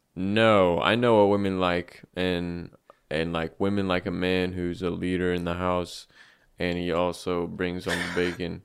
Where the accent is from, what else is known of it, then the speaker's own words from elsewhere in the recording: United States; I'm born red, white, and blue